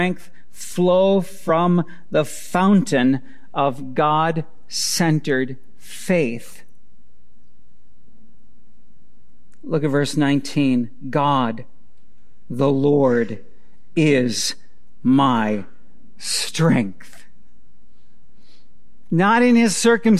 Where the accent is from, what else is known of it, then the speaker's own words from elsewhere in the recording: Wisconsin, United States; I grew up in Wisconsin.